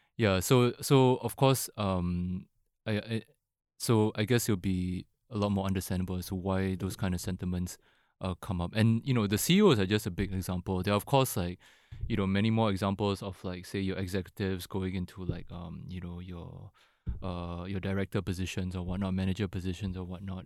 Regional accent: Singapore; I was born and raised in Singapore

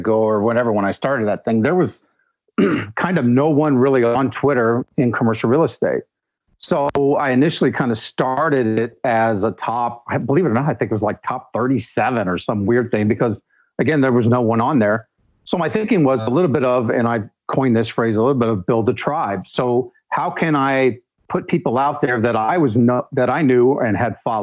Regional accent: United States; I'm from the United States

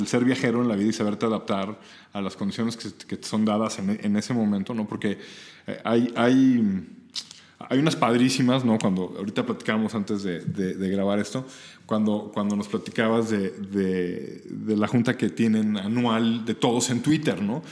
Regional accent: Mexico; México me vio nacer

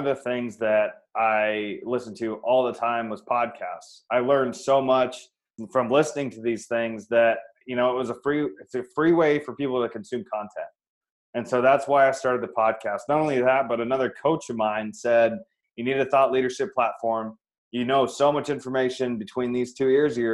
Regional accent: Iowa, United States; moved away as an adult; now in Phoenix, United States; I'm from Iowa originally. Born and raised, went to college there

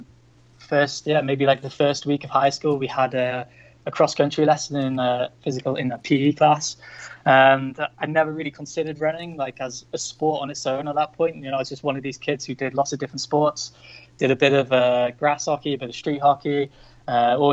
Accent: North Wales, United Kingdom; moved away as an adult; also born or lived in Chiang Mai, Thailand; I'm originally from North Wales in the UK.

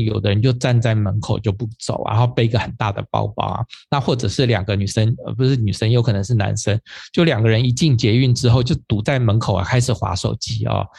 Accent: Taipei, Taiwan; 我们就说以我们台北人啊，就是最和平的。

